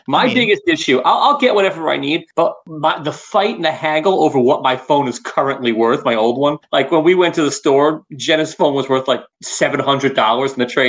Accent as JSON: {"language": "English", "region": "New York", "country": "United States", "said": "I'm from New York and I really don't leave the Northeast."}